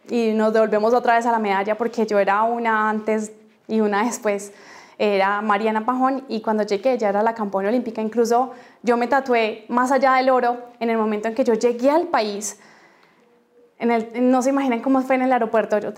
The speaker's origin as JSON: {"language": "Spanish", "country": "Colombia", "said": "que nos sintiéramos orgullosos de ser colombianos y decir que somos colombianos."}